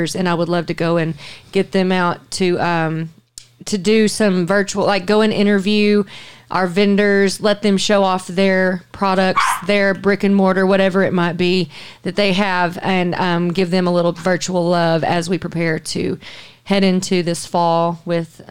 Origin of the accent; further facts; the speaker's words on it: Hot Springs, Arkansas, United States; also born or lived in Conway, Arkansas; now in Little Rock, United States; Bill from my hometown, right, Hot Springs